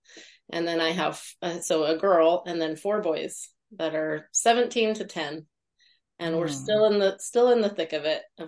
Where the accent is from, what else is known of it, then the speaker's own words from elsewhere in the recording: Utah, United States; am a homeschool mom also of five. And I'm from Utah.